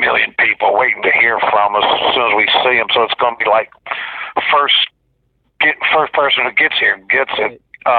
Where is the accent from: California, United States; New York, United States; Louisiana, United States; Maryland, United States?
Louisiana, United States; Metairie; moved away; I grew up in Metairie in the 60s.